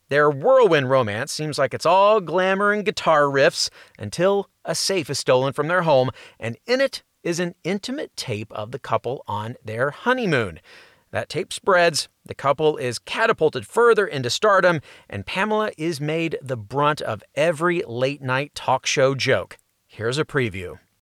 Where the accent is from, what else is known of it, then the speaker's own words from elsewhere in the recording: New York City, New York, United States; I'm from Queens